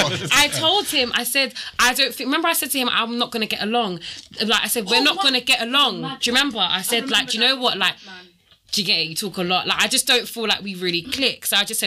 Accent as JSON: {"language": "English", "country": "Jamaica", "said": "I'm Jamaican, we drink rain every day."}